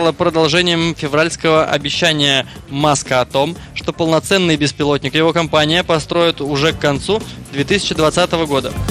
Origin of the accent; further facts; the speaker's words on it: Saint Petersburg, Russia; Мы из Петербурга, мы из Петербурга.